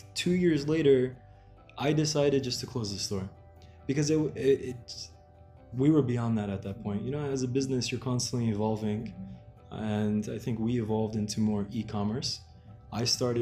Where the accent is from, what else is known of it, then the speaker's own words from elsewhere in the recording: New Jersey, United States; I am born and raised in New Jersey, which is right next to New York